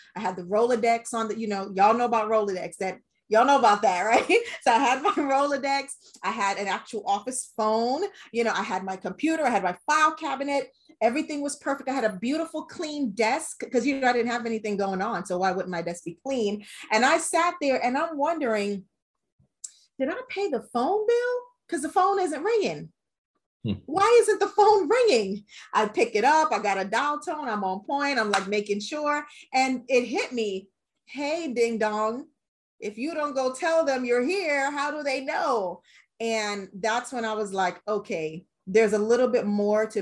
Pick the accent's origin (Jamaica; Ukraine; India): Jamaica; I am a Jamaican woman in an industry that is not dominated by Jamaican women